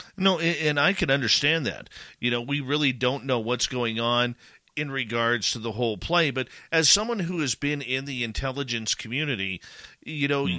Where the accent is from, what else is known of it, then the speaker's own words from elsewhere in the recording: Canada; as a Canadian